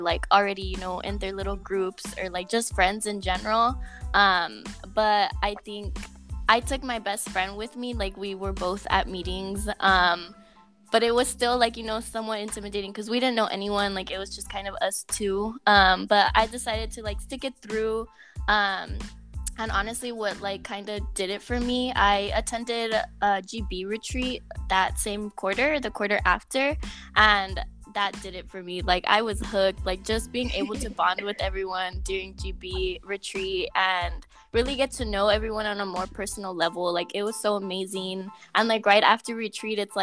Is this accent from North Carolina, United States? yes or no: no; Coachella Valley, California, United States; I'm from the Coachella Valley, and I'm a fourth year at UCLA.